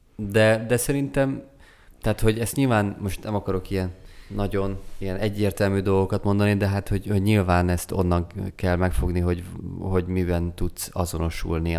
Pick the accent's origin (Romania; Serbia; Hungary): Hungary; Szeged, Csongrád-Csanád; mint szegediként